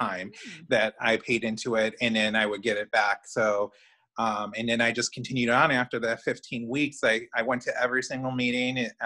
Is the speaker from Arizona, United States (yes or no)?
no; Chicago, Illinois, United States; now in central Indiana, United States; I'm originally from Chicago. I'm a Chicagoan.